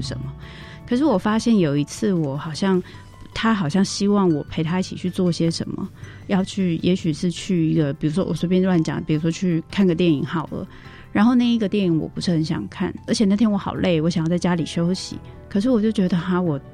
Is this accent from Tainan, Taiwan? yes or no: yes; Tainan, Taiwan; 因为我， 我是台南人